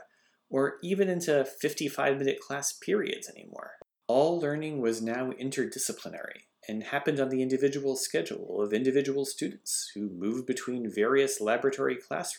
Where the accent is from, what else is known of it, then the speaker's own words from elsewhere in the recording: Northampton, Massachusetts, United States; where I grew up in Northampton